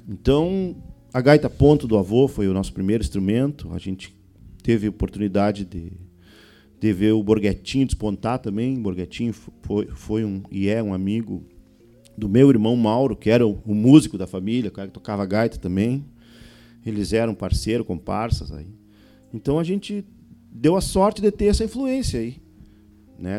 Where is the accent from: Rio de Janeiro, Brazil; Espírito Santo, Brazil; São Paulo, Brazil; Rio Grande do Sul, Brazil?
Rio Grande do Sul, Brazil; on the banks of the Uruguay River; Tivemos sorte lá de nascer na fronteira, na beira do Rio Uruguai, com essa influência do vento minuano ali, de um sotaque da Argentina, do Uruguai